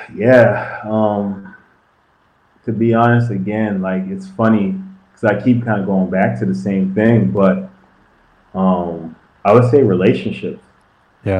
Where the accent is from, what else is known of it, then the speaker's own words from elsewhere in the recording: Canada; being Canadian, and back then there wasn't a lot of Canadians in the league